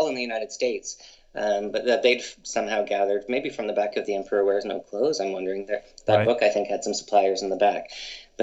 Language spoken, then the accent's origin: English; London, Ontario, Canada; moved away as an adult; also born or lived in British Columbia; growing up in London, Ontario